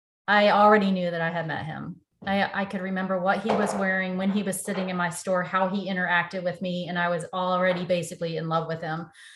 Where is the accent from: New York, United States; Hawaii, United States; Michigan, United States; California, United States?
Michigan, United States; Detroit; moved away; also born or lived in Nashville, Tennessee; So I am originally from Detroit, Michigan. I grew up in the automotive industry. I moved to Tennessee in 1989